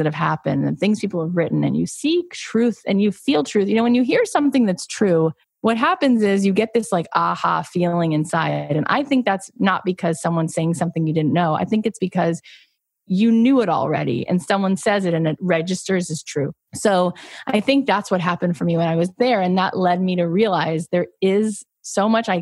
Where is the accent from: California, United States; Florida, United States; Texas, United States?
Florida, United States; moved away as an adult; I grew up in Florida.